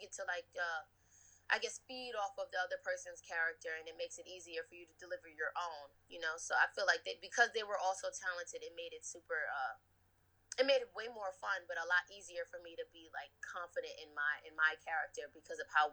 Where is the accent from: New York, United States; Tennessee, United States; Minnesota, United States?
New York, United States; that's like right where my heart is, being a New Yorker